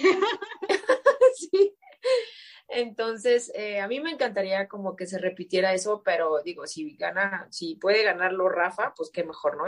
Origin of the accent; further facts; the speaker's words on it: Mexico; yo como mexicana